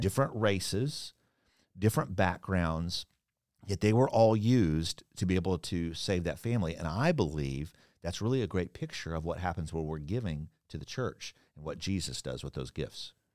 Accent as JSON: {"language": "English", "region": "Kansas", "country": "United States", "tie": "born or raised there", "moved": "yes", "lives_now": "Orlando, United States", "said": "I grew up in Kansas"}